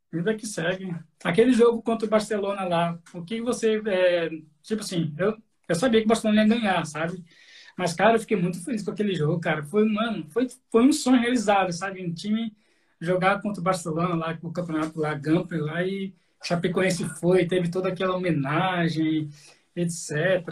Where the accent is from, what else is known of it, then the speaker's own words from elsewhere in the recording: Cuiabá, Mato Grosso, Brazil; Eu sou, eu sou cuiabano